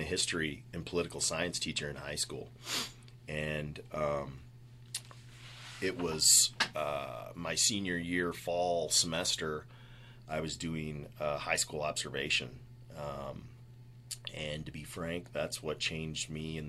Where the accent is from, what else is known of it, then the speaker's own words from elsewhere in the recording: Dubuque, Iowa, United States; moved away as an adult; also born or lived in Ottawa, Kansas; the University of Dubuque, back in Dubuque, my hometown